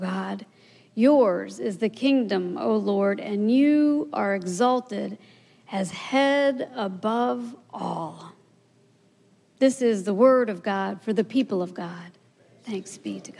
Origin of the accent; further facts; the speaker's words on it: Maryland, United States; now in Louisiana, United States; I grew up in Maryland